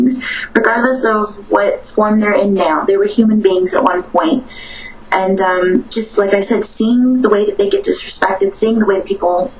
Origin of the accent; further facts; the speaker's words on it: Guam; moved away; also born or lived in New Orleans; I grew up in Guam